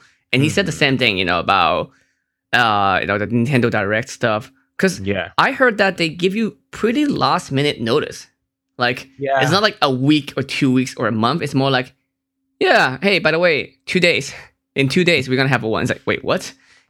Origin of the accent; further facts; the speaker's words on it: Hong Kong; Like, I'm from Hong Kong. Our internet is amazing.